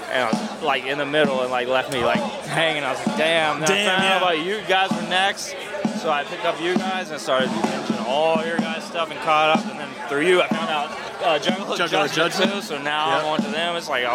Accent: Virginia, United States; I'm from Virginia.

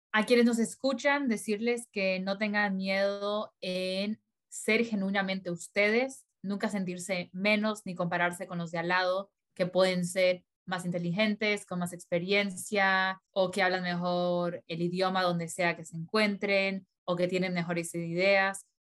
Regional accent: Bolivia; also born or lived in Colorado, United States; now in United States

